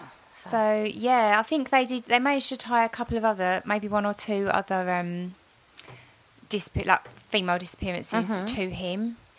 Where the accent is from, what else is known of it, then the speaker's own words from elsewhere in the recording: England, United Kingdom; But for us English people, we find it really interesting.